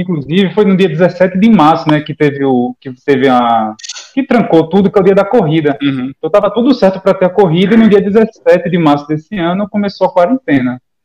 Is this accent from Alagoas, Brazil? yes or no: yes; Maceió, Alagoas, Brazil; now in Aracaju, Brazil; Eu, eu moro aqui em Aracaju, sou de Maceió, mas eu moro em Aracaju.